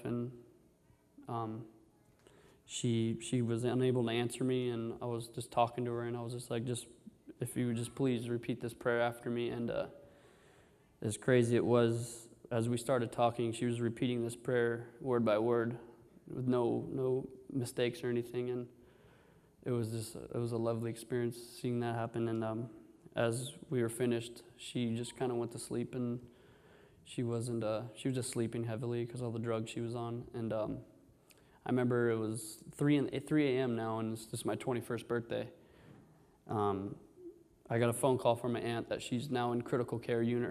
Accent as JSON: {"language": "English", "town": "Orange", "region": "California", "country": "United States", "tie": "born or raised there", "said": "I was born here in Orange"}